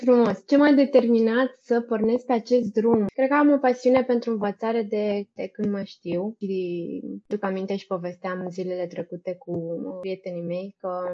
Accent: Brăila, Brăila County, Romania; moved away as an adult; also born or lived in Bucharest; Eu sunt din Brăila deloc. După ce am terminat studiile la liceu, am venit în București la facultate.

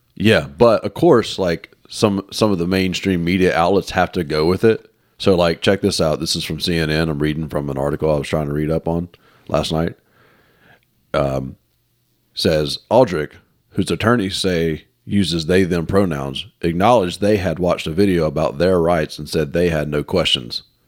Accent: Mississippi, United States; I'm from Mississippi.

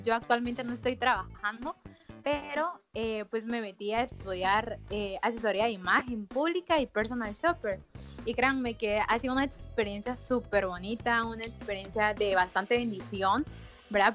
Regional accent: Guatemala; yo soy de Guatemala

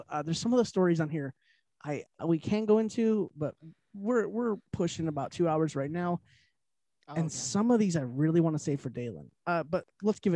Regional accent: Detroit, Michigan, United States; We're from the Detroit area

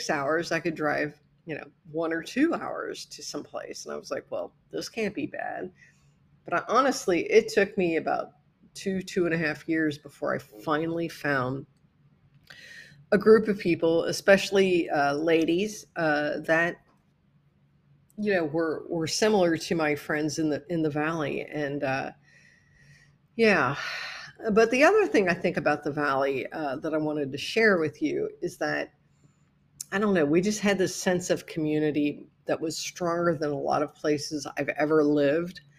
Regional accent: Midwest, United States; And as a Midwesterner, it was so weird for me

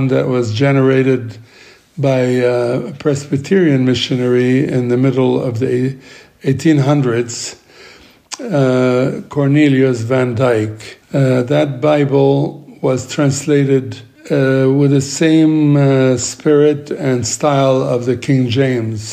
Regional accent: Tripoli, North Governorate, Lebanon; I grew up in Lebanon, where I am right now, and was raised up as a Greek Orthodox in a Muslim city of Tripoli in Lebanon.

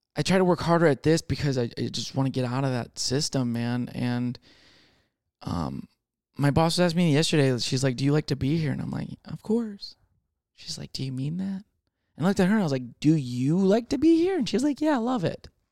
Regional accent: Michigan, United States; now in Texas, United States; I'm from Michigan

